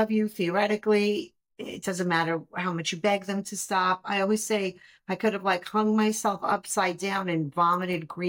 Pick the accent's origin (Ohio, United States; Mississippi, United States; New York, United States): New York, United States; New York City; I grew up in Brooklyn